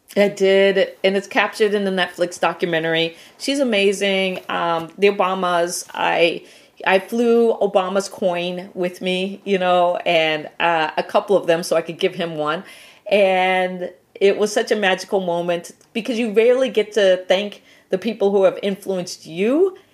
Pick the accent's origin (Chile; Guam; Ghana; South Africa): Guam; moved away; I was born on Guam